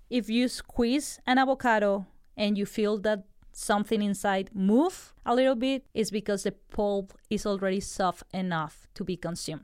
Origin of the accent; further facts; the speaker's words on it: Colombia; moved away; I'm from Colombia